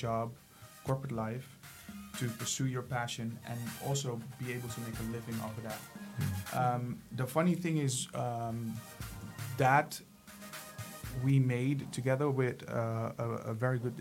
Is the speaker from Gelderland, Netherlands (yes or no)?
yes; Ermelo, Gelderland, Netherlands; also born or lived in Suriname; I was 8 years old when I came to the Netherlands from Surinam